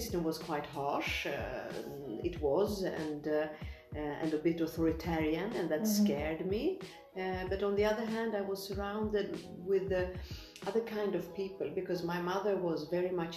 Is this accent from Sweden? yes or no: yes; Sweden; moved away as an adult; also born or lived in Soviet Union; now in Tirana, Albania; I also grew up in Sweden in the 70s